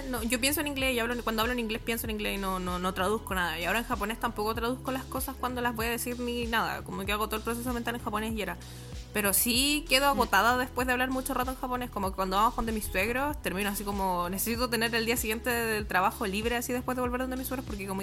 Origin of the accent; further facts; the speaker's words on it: Argentina; born there; yo nací en las Argentinas, mis papás se fueron a vivir a Argentina